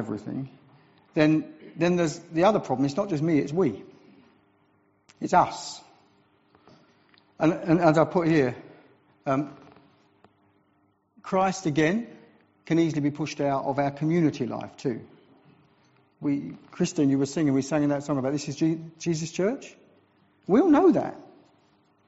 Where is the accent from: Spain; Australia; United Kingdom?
United Kingdom; England; I'm from England, so we're into health and safety